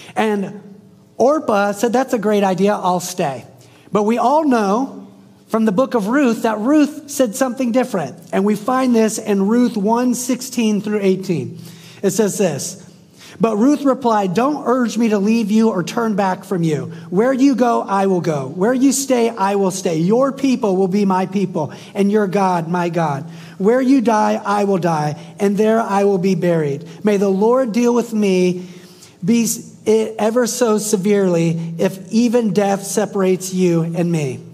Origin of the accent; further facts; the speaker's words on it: the South, United States; I'm from the South. I live in the South.